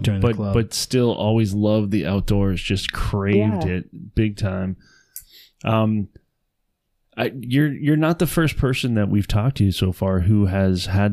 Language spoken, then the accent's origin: English; Canada; I'm Canadian